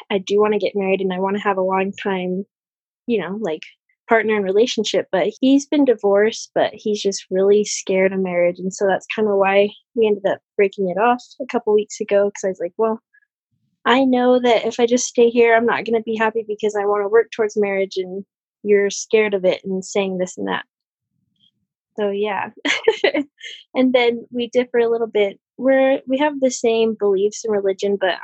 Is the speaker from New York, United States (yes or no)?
no; Utah, United States; I'm from Utah. And so I've grown up in a very, like, marriage-centered culture